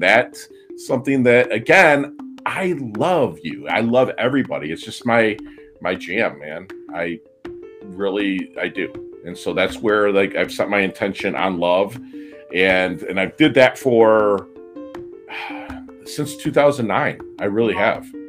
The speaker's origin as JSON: {"language": "English", "region": "Michigan", "country": "United States", "also_born_or_lived": "Philippines", "said": "I'm Midwestern from Michigan"}